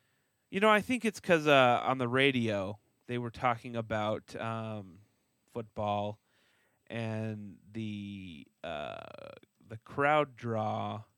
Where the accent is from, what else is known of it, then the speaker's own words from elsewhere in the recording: Texas, United States; growing up in Texas, everyone was Baptist, but not everyone went to church on Sunday.